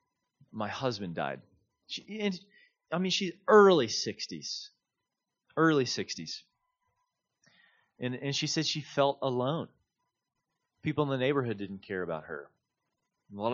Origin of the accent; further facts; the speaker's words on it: Kansas City, Missouri, United States; moved away; I'm originally from Kansas City